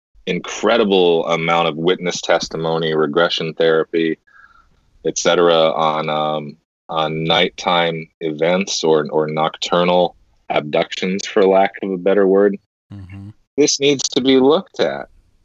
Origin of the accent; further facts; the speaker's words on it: United States; as an American, I'll speak for a lot of us here in America.